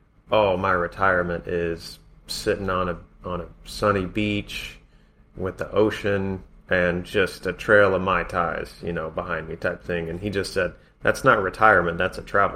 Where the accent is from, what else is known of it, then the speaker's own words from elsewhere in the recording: United States; we grew up in America